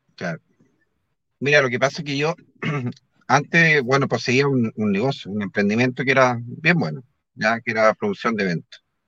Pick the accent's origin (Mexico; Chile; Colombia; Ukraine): Chile; Concepción, Biobío; yo que soy de Concepción